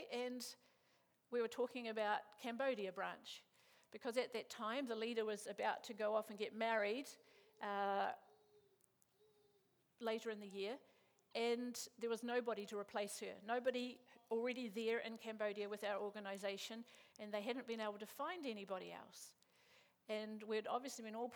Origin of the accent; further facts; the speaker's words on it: Christchurch, Canterbury, New Zealand; moved away as an adult; now in Chiang Mai, Thailand; we're both from Christchurch, and we've been part of St. Albans since we were teenagers.